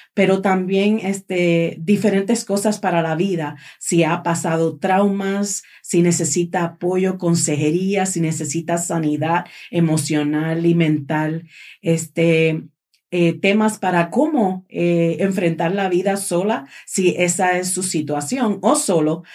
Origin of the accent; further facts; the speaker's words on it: Puerto Rico; moved away; yo soy de Puerto Rico